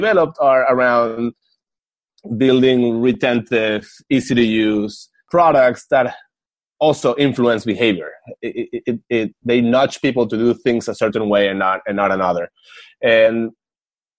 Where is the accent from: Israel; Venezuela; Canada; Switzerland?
Venezuela; moved away; I'm from Venezuela